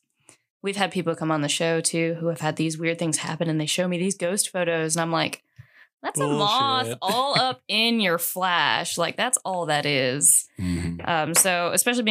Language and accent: English; Loveland, Ohio, United States; also born or lived in Cincinnati, Ohio; So I'm from Cincinnati, but my hometown is Loveland, Ohio